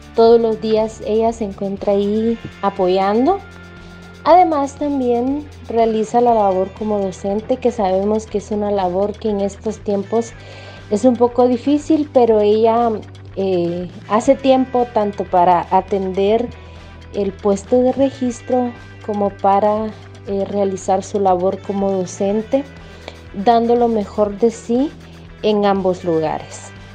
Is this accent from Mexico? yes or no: no; Chiquimula, Guatemala; soy del departamento de Chiquimula